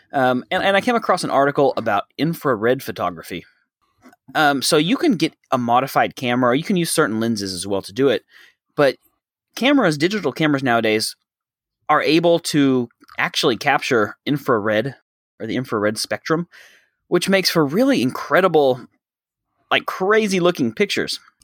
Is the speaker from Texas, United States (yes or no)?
yes; Texas, United States; now in Thailand; I'm from Texas.